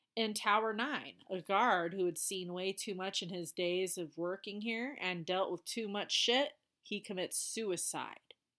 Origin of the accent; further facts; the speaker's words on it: Colorado, United States; my home state, Colorado.